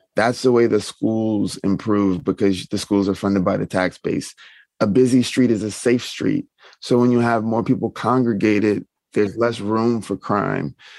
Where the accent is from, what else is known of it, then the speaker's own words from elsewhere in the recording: the South, United States; I'm from the South